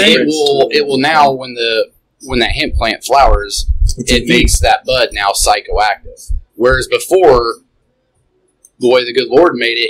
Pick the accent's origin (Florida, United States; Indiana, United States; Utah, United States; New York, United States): Indiana, United States; also born or lived in California; I grew up in Indiana, but I was out in California for about 4 years.